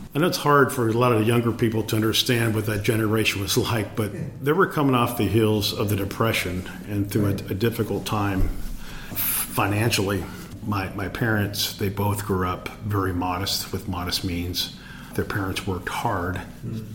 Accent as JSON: {"language": "English", "town": "Los Angeles", "region": "California", "country": "United States", "tie": "born or raised there", "said": "I was born in Los Angeles, and I'm the youngest of six children"}